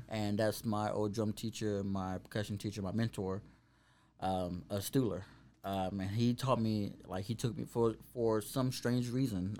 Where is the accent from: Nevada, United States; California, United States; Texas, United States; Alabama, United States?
Texas, United States; Waco; also born or lived in Arlington, Texas; I grew up here in Waco